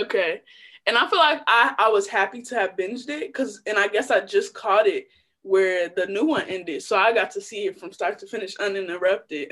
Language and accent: English; Chicago, Illinois, United States; Most of my little like young years raised on the South Side